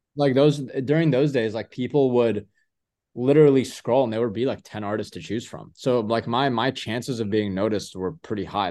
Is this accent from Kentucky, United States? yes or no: yes; Louisville, Kentucky, United States; moved away as an adult; now in Los Angeles, United States; I grew up a lot of my life in Louisville, Kentucky.